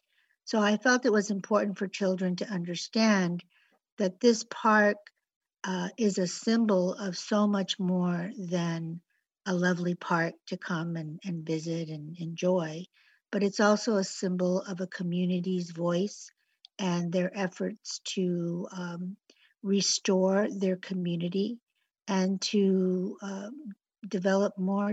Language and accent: English; Los Angeles, California, United States; also born or lived in San Diego; Well, actually, I was born in Barrio Logan. And shortly after my birth, my parents moved to Los Angeles, where I was raised.